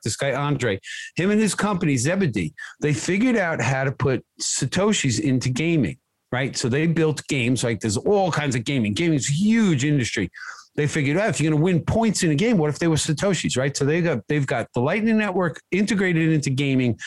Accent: United States; I grew up in America

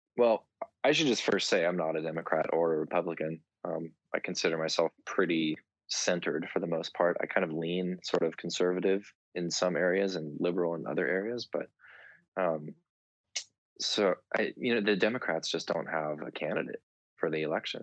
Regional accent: Southern California, United States; my hometown in Southern California

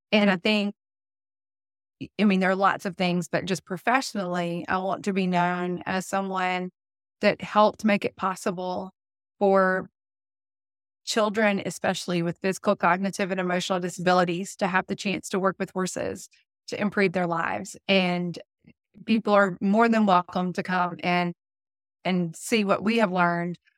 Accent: the South, United States; accent: southern; I know my southern accent comes out the Red Barn

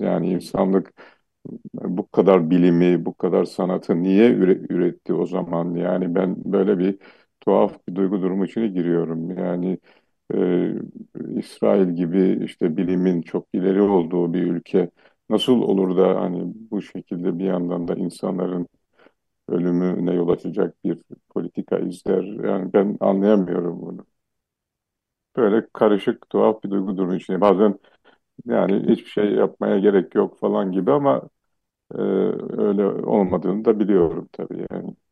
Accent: Eastern Black Sea, Turkey; first language Laz; Turkish is a second language; ben Doğu Karadenizliyim

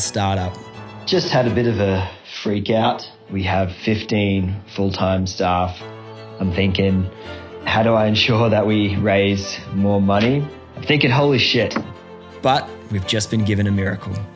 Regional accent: Australia; we're from the opposite side of the world, Australia

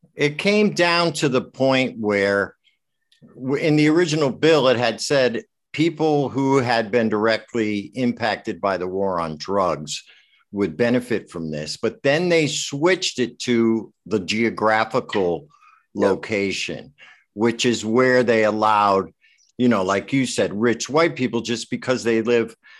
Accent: Westport, Connecticut, United States; I grew up in Westport

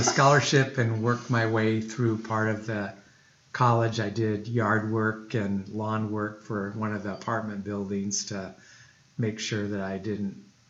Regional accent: Des Moines, Iowa, United States; Actually, I'm very homegrown. I grew up in Des Moines, Iowa.

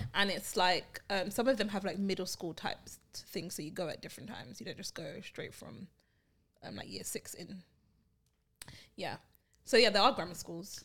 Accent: London, United Kingdom; I'm from Brixton, Brixton Hill

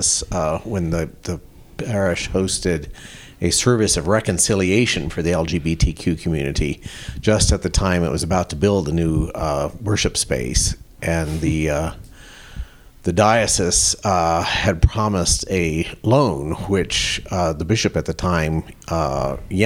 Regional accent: Colorado, United States; also born or lived in Connecticut; now in New Mexico, United States; I grew up in Colorado

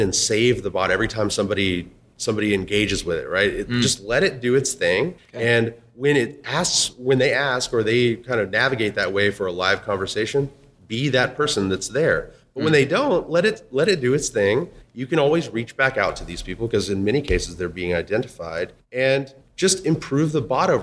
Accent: Texas, United States; I'm from Texas

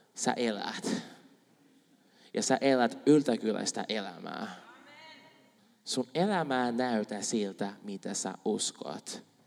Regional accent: Brazil; Finnish is a second language; now in Finland; mä oon Brasiliasta

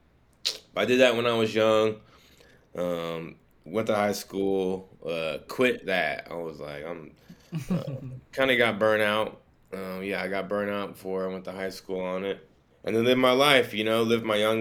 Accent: Sacramento, California, United States; also born or lived in Santa Barbara, California; I was born in Santa Barbara on the coast, you know, 3-4 hours away. Moved here when I was 4 to Sacramento. I've lived in Sacramento majority of my life, all around Sac

